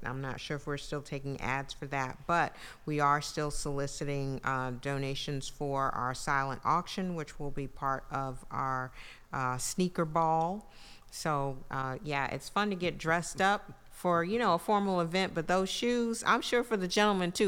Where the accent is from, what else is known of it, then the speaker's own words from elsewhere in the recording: New York City, New York, United States; moved away as an adult; also born or lived in Brooklyn, New York / San Antonio, Texas; now in Mississippi, United States; New York City, where I was born in Brooklyn and raised in Queens